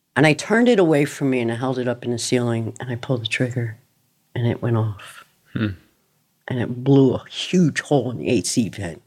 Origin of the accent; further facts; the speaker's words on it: Miramar, Florida, United States; also born or lived in Yonkers, New York / Cooper City, Florida; I grew up in Miramar, Florida.